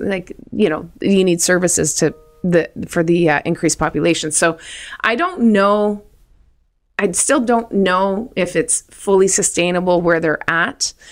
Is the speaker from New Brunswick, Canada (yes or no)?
yes; New Brunswick, Canada; moved away; I'm from New Brunswick